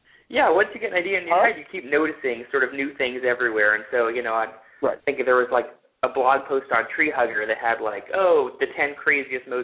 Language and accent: English; Portland, Oregon, United States; I grew up in Portland, Oregon